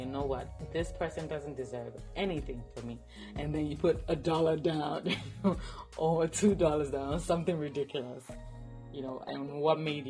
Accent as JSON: {"language": "English", "country": "Nigeria", "said": "as a Nigerian, where I come from, we tip, but not, it's not like expected."}